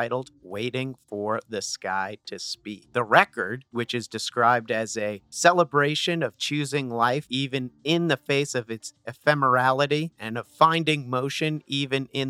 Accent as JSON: {"language": "English", "area": "Essex County", "region": "New Jersey", "country": "United States", "said": "I'm from Essex County"}